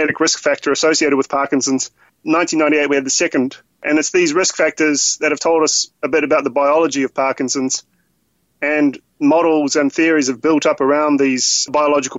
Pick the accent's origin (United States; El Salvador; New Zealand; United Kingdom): New Zealand; moved away; I'm originally from New Zealand